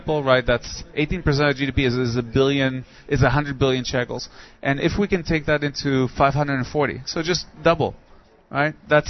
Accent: Nigeria; now in Israel; I grew up in Nigeria

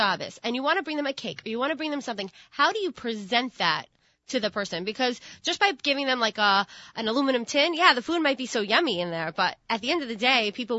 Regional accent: Long Beach, United States; And then I grew up in Long Beach. I spent my high school years in Long Beach

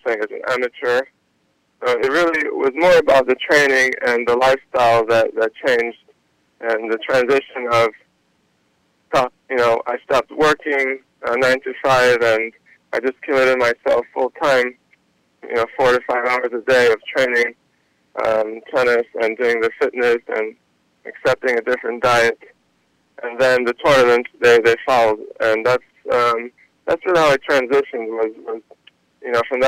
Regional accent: New York City, New York, United States; I grew up in New York, Queens

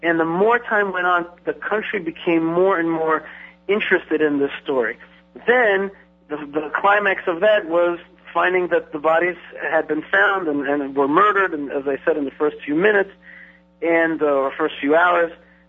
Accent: Israel; born there; also born or lived in New York / New Jersey; I was born in Israel. I've been around here for half my life. I was in New York and New Jersey the rest of the time.

